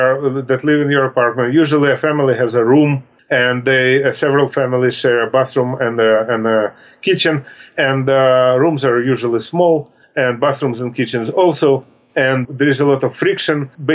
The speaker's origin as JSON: {"language": "English", "town": "Pittsburgh", "region": "Pennsylvania", "country": "United States", "moved": "as an adult", "lives_now": "Hayward, United States", "said": "And that's how I came from Pittsburgh to California."}